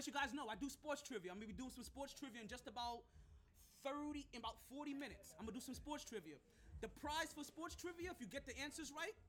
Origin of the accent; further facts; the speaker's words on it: Jamaica; I'm aggressive by nature. I'm Jamaican. This is how we talk.